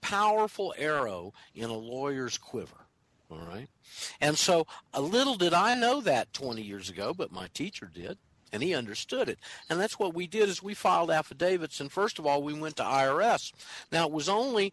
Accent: Panama City, Florida, United States; moved away as an adult; now in Argentina; I was living in Panama City, it's my hometown

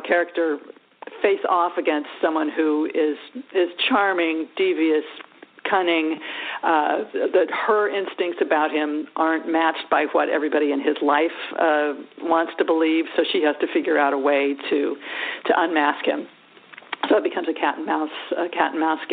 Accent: California, United States; I grew up in California

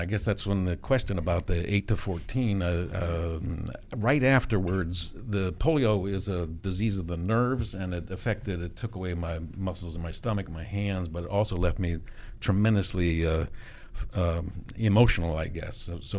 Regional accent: McLean, Virginia, United States; also born or lived in New London, Connecticut; I was born in New London, Connecticut, mm-hmm. but have lived in McLean area, mm-hmm. McLean Tyson's Corner, since 1950.

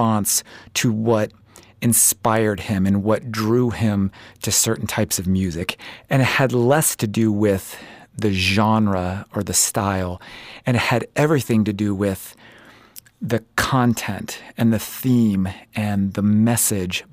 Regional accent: East Coast, United States; I'm from the East Coast

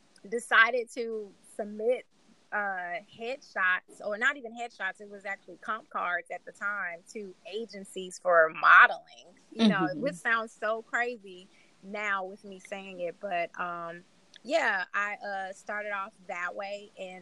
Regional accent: Chicago, Illinois, United States; I am from Chicago.

